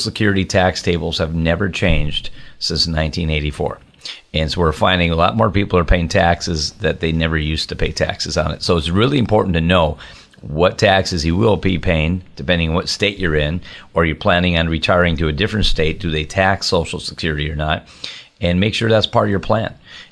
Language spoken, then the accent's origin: English; Minnesota, United States; moved away as an adult; now in Wisconsin, United States; even though I live over in the border in Wisconsin, I grew up in Minnesota